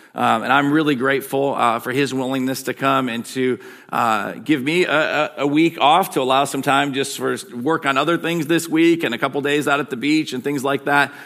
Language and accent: English; Michigan, United States; accent: Michigan; my Michigan accent